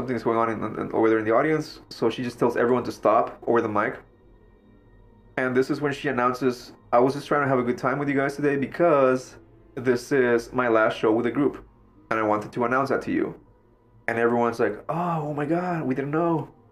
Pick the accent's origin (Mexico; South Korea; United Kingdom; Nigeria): Mexico; now in United States; I grew up in Mexico